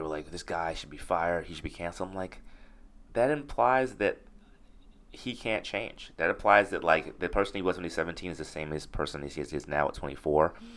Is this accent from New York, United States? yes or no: yes; New York City, New York, United States; I grew up in Crown Heights